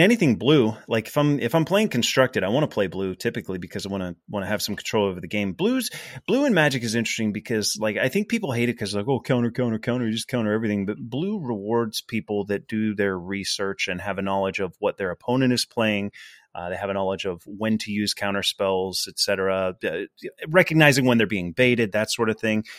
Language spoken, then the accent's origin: English; Pittsburgh, Pennsylvania, United States; we're from the Pittsburgh area